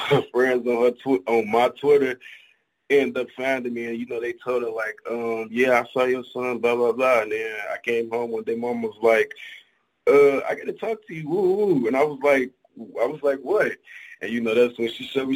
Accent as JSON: {"language": "English", "town": "Chicago", "region": "Illinois", "country": "United States", "said": "Chicago, the rack, home of the Windy City Pizza"}